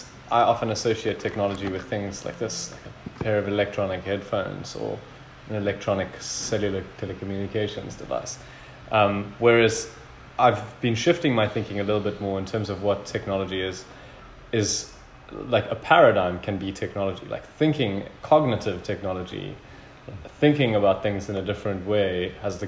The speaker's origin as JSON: {"language": "English", "country": "South Africa", "said": "being a South African"}